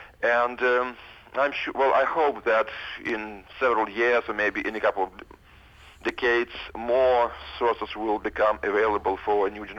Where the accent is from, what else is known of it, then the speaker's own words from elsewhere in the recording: Ukraine; moved away as an adult; also born or lived in Moscow, Russia; now in Western Massachusetts, United States; I was born in the Soviet Union, more precisely in what's now Ukraine. Then it was just part of the USSR.